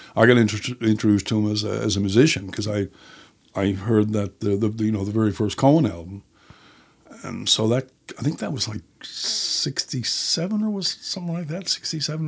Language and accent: English; St. John's, Newfoundland and Labrador, Canada; also born or lived in Jerseyside, Placentia Bay; I was born in Saint John's, uh, and then when I was about, uh, eight, I guess it was, uh, we moved to Jersey Side in Placentia Bay